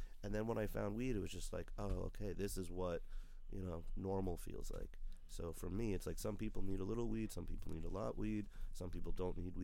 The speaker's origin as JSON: {"language": "English", "town": "New York City", "region": "New York", "country": "United States", "said": "I'm from New York"}